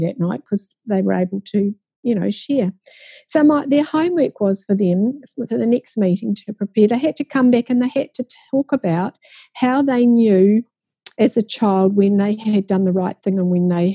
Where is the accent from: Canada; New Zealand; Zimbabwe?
New Zealand; how many of you were born in New Zealand? And only two of us, including myself, were.